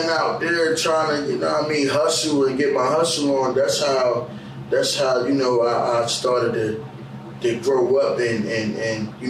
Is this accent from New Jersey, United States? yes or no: yes; Trenton, New Jersey, United States; growing up in Trenton, man, it was, it's real poverty.